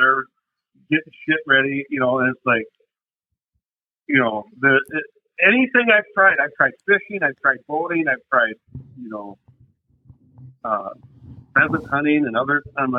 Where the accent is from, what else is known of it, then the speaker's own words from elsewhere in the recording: Texarkana, United States; even though I'm from Texarkana, we went down to, you know, Devil's Bowl